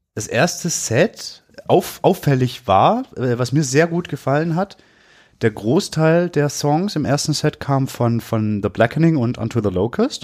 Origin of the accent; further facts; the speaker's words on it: Swabia, Germany; ich bin Schwabe.